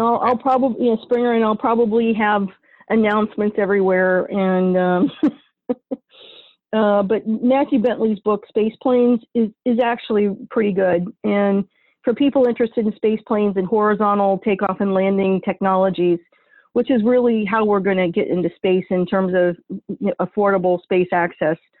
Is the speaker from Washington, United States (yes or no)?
no; northern New York, United States; now in Ohio, United States; my home state, which is my family's home state in northern in, in, New York, and I'm not talking about New York City. I mean northern New York, in the middle of freaking nowhere on Lake Ontario, kind of New York.